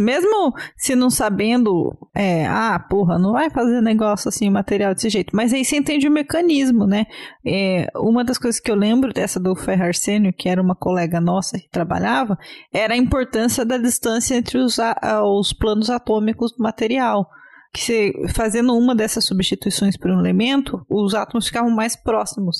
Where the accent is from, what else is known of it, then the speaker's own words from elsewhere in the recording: Brazil; eu, como boa brasileira